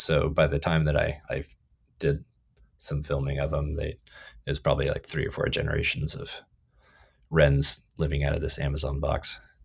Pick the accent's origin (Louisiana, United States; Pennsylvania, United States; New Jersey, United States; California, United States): California, United States; moved away as an adult; also born or lived in Athens, Ohio; I was born and raised in California